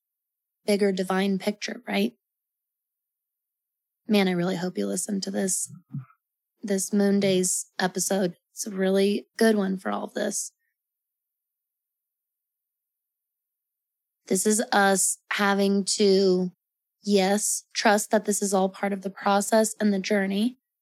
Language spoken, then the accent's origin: English; Colorado, United States; I'm from Colorado in the Rocky Mountains